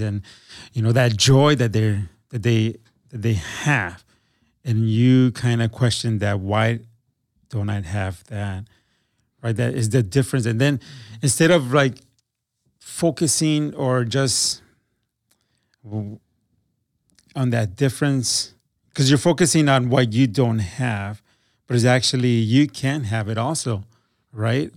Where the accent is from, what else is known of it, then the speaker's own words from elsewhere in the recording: Milwaukee, Wisconsin, United States; now in Green Bay, United States; I moved to, um, to Green Bay 'cause I grew up in Milwaukee.